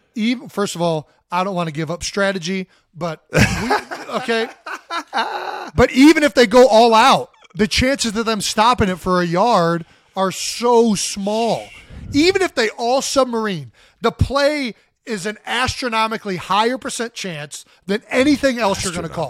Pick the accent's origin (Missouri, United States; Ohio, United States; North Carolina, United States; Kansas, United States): Ohio, United States; Cleveland; moved away; We're both from Cleveland, so we're Browns fans